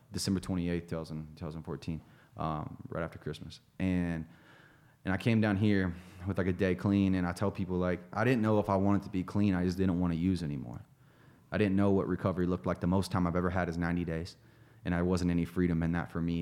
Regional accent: Greenfield, Ohio, United States; moved away; a little town outside of Chillicothe, Ohio, outside of Dayton, called Greenfield, Ohio.

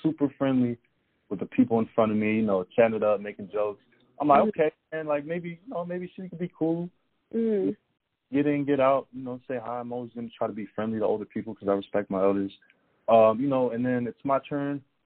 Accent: Germany; moved away; I'm from Germany

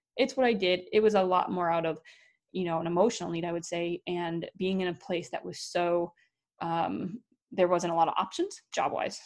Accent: Wisconsin, United States; moved away; also born or lived in North Dakota; Wisconsin, my home state

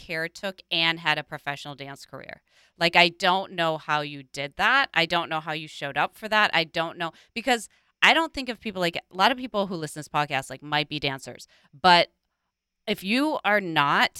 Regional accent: Minnesota, United States; Growing up in Minnesota

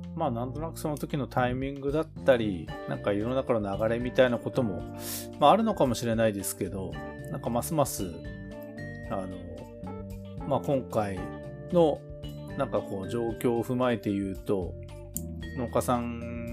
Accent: Tokachi, Hokkaido, Japan; 僕らの地元の北海道十勝

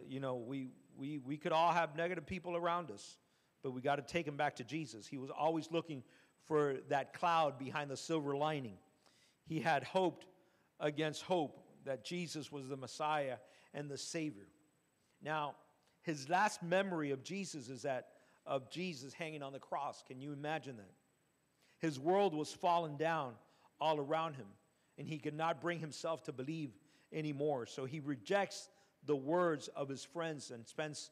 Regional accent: Cuba; moved away

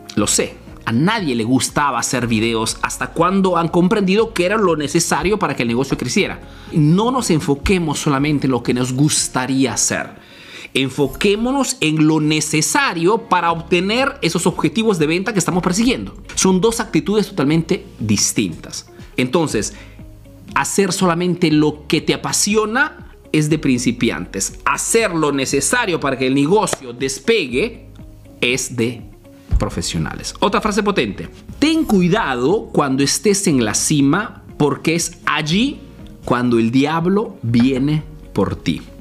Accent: Peru; now in Italy; soy un emprendedor peruano que vive, hace negocio en Italia, en Europa

